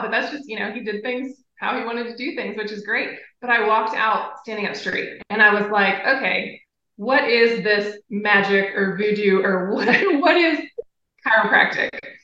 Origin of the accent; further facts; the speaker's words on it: Ohio, United States; I grew up in Ohio